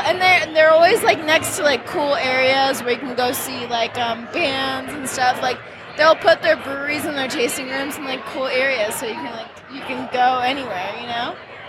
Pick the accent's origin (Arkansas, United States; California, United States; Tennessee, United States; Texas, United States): California, United States; San Diego; we're from San Diego